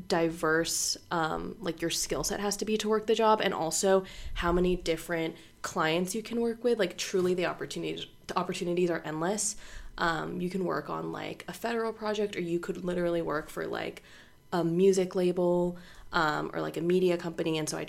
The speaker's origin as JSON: {"language": "English", "town": "Orlando", "region": "Florida", "country": "United States", "also_born_or_lived": "Bangor, Maine", "said": "Originally, I'm from Orlando, Florida, but I grew up a little bit in Bangor, Maine as well."}